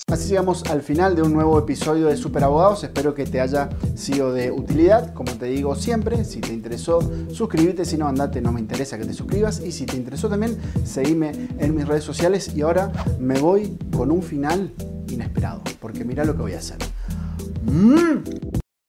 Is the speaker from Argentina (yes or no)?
yes; Tres Isletas, Chaco, Argentina; yo soy eh, de un pueblito del interior del Chaco que se llama Tres Isletas